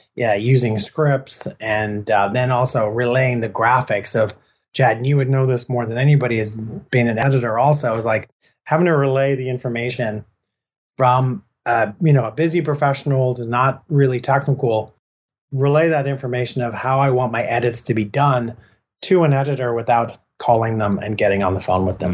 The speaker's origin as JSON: {"language": "English", "town": "Killiney", "region": "Leinster", "country": "Ireland", "tie": "born or raised there", "also_born_or_lived": "Santa Cruz", "moved": "yes", "said": "we were born and raised in Ireland and we spent many, many years down in Killiney in south of Dublin"}